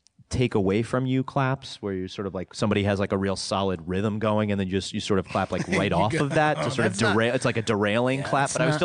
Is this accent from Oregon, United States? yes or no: no; New York, United States; also born or lived in Los Angeles; And I'm from New York, but also down